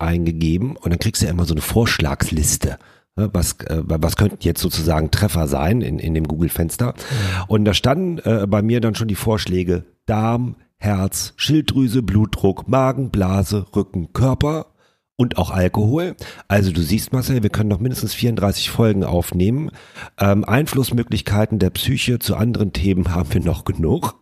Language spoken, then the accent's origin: German; Rhineland, Germany; wir kommen ja hier aus dem Rheinland